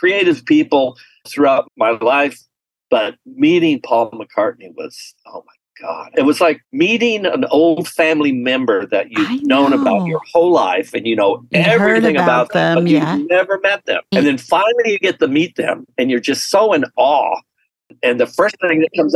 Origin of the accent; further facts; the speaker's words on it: United States; I'm American